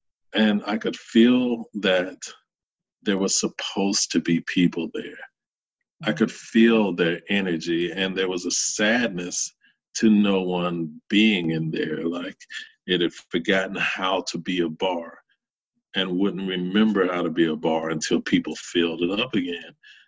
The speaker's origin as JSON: {"language": "English", "region": "the South", "country": "United States", "tie": "born or raised there", "said": "I grew up in the Bible Belt, and it's who I was. It's who I continue to be in many ways."}